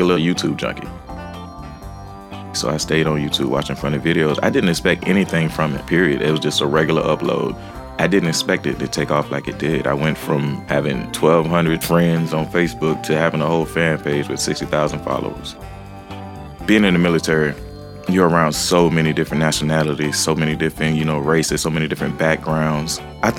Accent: Jacksonville, Florida, United States; I'm from Jacksonville, Florida, aka Duval County

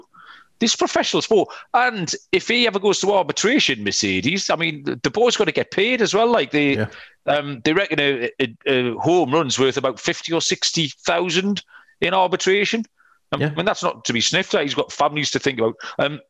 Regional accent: England, United Kingdom; to me, as a foreigner, as an Englishman looking in, it's just absolutely and utterly baffling.

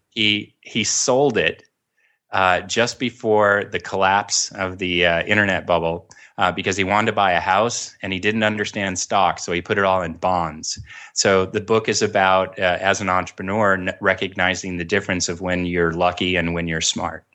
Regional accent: Orange County, California, United States; I grew up down in Orange County

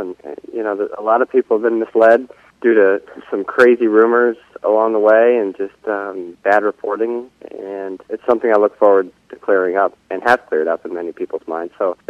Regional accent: United States; I'm an American driver, patriotic as can be

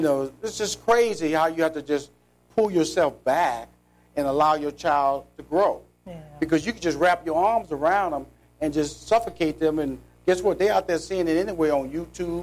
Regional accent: Houston, Texas, United States; I'm from Forest Brook High School

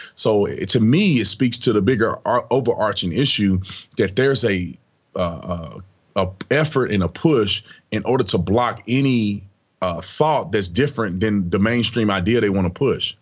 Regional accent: Fort Worth, Texas, United States; I grew up in Fort Worth, Texas

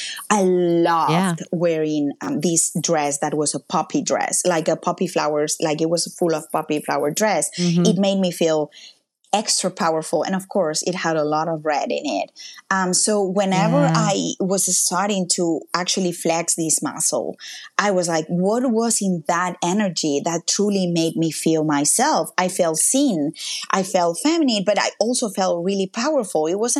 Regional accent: Mallorca, Balearic Islands, Spain; English is a second language; moved away as an adult; now in Canada; my hometown because that's where I've been all my life. And if you can go to one place, it's Mallorca. It's an island in the Mediterranean.

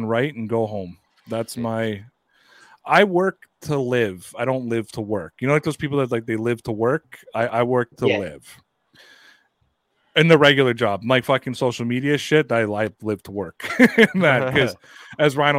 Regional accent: Toronto, Ontario, Canada; I'm Canadian

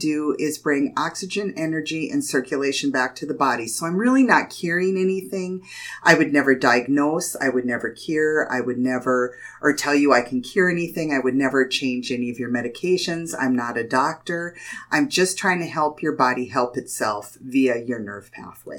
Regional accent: Jamestown, North Dakota, United States; I've been born and raised in Jamestown. I've lived here in Jamestown, North Dakota my whole life.

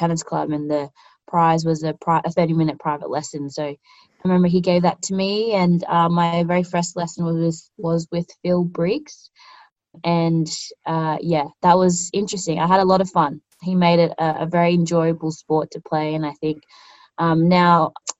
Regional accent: Canberra, Australian Capital Territory, Australia; I'm born and raised in Canberra.

